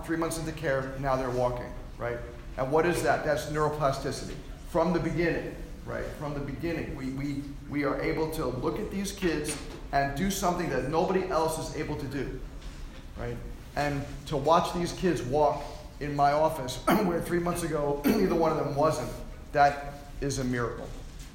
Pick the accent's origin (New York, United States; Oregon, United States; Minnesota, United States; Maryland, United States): New York, United States; Lynbrook; my hometown at Lynbrook